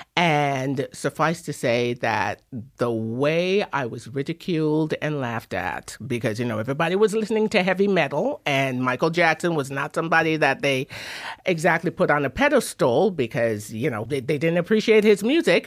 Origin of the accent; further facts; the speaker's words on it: Kingston, Jamaica; also born or lived in England / Drumheller, Alberta; now in Toronto, Canada; I was born in England, raised in Jamaica. Jamaica kinda formed me.